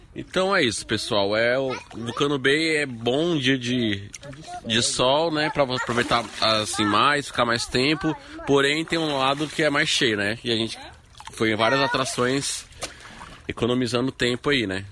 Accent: Brazil

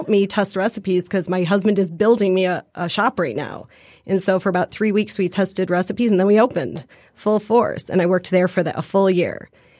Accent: Detroit, Michigan, United States; also born or lived in Illinois; My kids both went off to college and I said I'd like to go back home. I'm from Detroit, grew up in Detroit.

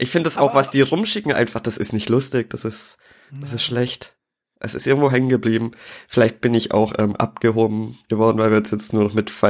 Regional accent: Schwäbisch Gmünd, Baden-Württemberg, Germany; Nee, da liegt mir was äh, aus meiner Heimatstadt am Herzen. Und zwar hat oh. Schwäbisch Gmünd mal wieder in die bundesweite Nachrichten geschafft.

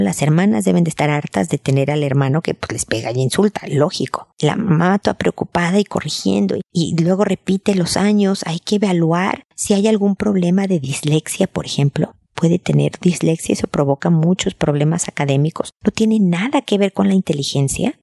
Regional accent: Mexico; moved away as an adult; now in Chile; soy mexicana, pero hemos vivido en Chile muchos años

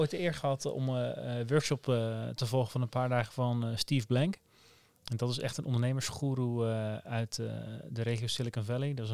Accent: Netherlands; Maar het, past ook wel bij ons als Nederlanders om het eh, geleidelijk

